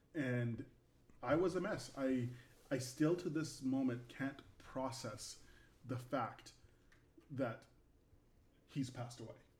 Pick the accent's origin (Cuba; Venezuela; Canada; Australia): Canada; now in United States; I'm Canadian, so uh, you know, living in the United States